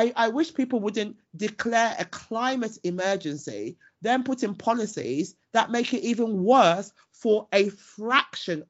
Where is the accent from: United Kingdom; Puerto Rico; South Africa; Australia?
United Kingdom; I'm British and Ghanaian, and I am incredibly proud. I was born and bred here